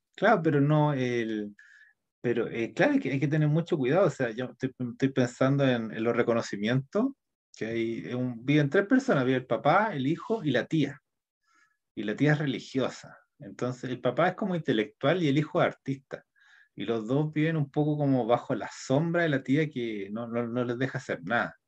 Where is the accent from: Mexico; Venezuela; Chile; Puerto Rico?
Chile; nuestro país está cambiando, es como de ser un país neoliberal, va a ser un país como socialista